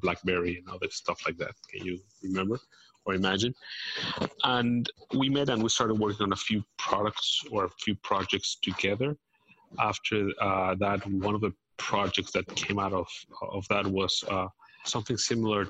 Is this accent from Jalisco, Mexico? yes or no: no; Mexico City, Mexico; moved away as an adult; also born or lived in San Francisco / Cambridge, Massachusetts; I am from Mexico. I was born and raised in Mexico City